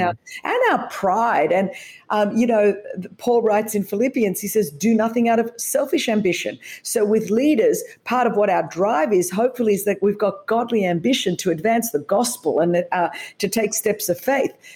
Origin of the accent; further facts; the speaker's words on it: Australia; as you could tell from the accent, I was raised in Australia